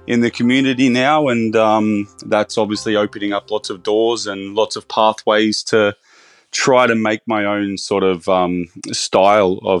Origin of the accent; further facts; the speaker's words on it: Bathurst, New South Wales, Australia; also born or lived in Sydney; now in Byron Bay, Australia; I'm actually originally from Bathurst, so my career started in um, smaller regional restaurants.